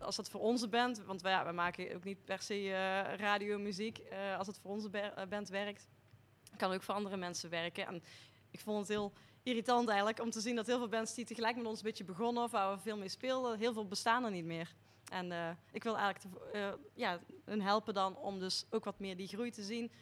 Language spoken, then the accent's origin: Dutch; Nederweert, Limburg, Netherlands; ik kom eigenlijk uit Nederweert